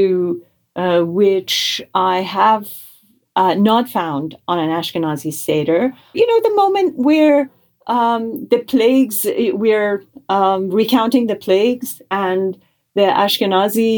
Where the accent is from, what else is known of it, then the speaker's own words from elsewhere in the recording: Tehran, Tehran Province, Iran; now in United States; I was born and raised in Tehran, Iran, in a Jewish family. And I emigrated to the United States in 1985